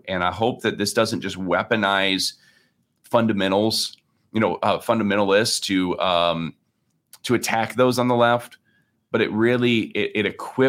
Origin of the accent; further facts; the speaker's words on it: Lake Michigan area, United States; And I grew up here basically on Lake Michigan, and I'm a terrible swimmer, which is, you know, funny for somebody who grew up near the lake.